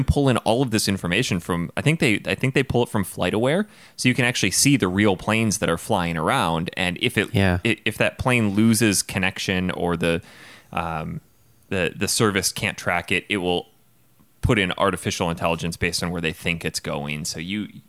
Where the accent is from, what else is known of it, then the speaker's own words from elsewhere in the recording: La Crosse, Wisconsin, United States; my hometown. Just a little tiny town of La Crosse.